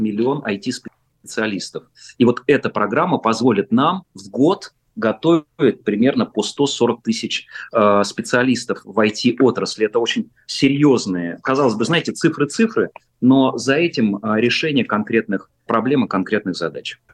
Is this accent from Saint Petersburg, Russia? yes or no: no; Chkalovsky, Moscow Oblast, Russia; я как э, э, коренной, по сути дела, житель поселка Чкаловский, Щелковского района, совсем рядом со Звездным городком